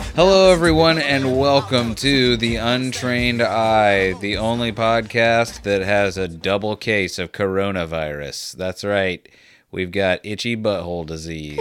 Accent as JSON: {"language": "English", "country": "United States", "said": "I'm American"}